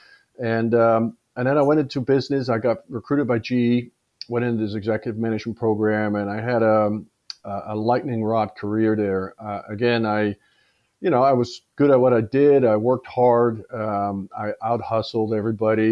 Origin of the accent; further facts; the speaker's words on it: Amsterdam, North Holland, Netherlands; moved away as an adult; also born or lived in Australia; I was born in Amsterdam.